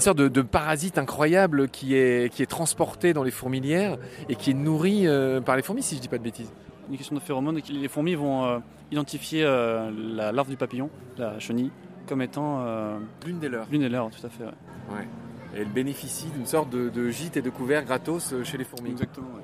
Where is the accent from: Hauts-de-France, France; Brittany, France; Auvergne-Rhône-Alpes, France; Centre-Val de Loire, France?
Brittany, France; j'ai 23 ans, je suis breton